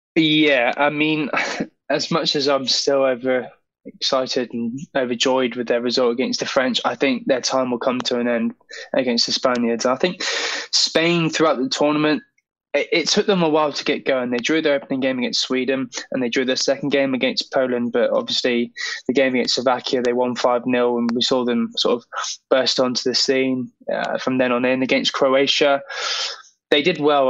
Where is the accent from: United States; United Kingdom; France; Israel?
United Kingdom; England; as an Englishman